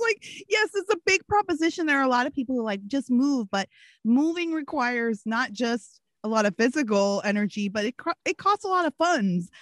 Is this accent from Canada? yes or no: yes; Canada; also born or lived in Washington, D.C., United States / Gary, Indiana, United States; now in California, United States; i grew up in rural canada i split my time between rural canada and, and the inner city of washington d.c where my dad lived